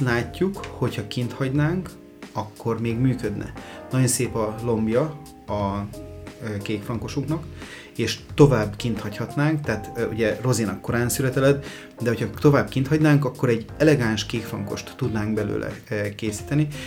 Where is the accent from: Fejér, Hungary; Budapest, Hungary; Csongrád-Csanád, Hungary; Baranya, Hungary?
Fejér, Hungary; Mór; mi Moron svábok vagyunk